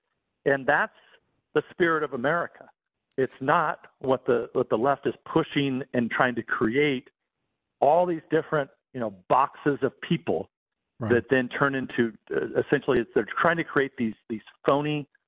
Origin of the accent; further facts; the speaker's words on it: San Joaquin Valley, California, United States; I grew up in the San Joaquin Valley, and, we had, not a lot of people were, really born in the San Joaquin Valley because it's just been a growing area. It was an agricultural area.